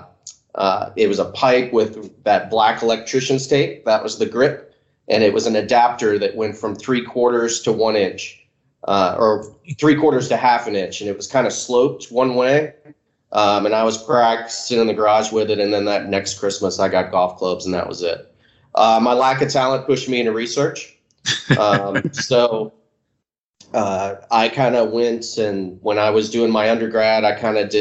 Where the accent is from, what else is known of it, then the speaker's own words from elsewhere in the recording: Jacksonville, Florida, United States; I grew up in Jacksonville, Florida.